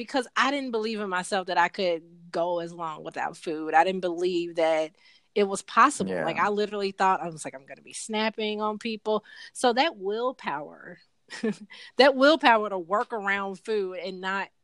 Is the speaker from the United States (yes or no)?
yes; Chicago, Illinois, United States; now in Atlanta, United States; my hometown is actually Chicago